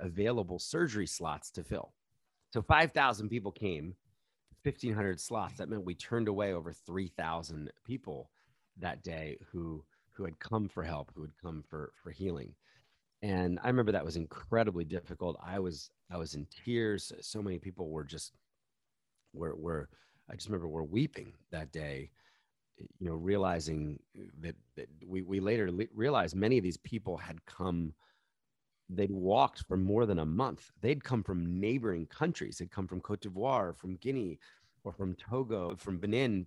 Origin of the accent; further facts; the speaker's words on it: New York City, New York, United States; I'm from New York City. My local stadium is Madison Square Garden